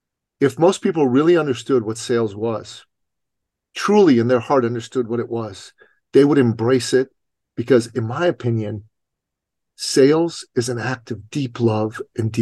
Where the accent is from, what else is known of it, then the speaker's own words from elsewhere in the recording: Iran; moved away; I'm an immigrant from Iran